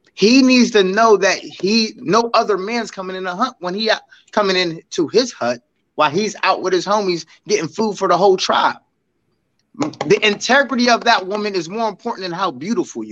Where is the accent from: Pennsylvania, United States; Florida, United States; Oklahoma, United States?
Pennsylvania, United States; Aliquippa; also born or lived in Hopewell; growing up in Quip, there's a mentality that I had